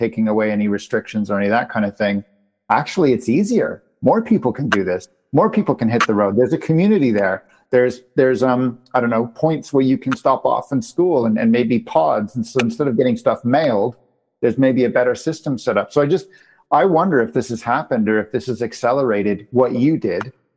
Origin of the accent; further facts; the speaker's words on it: Canada; moved away; my home country of Canada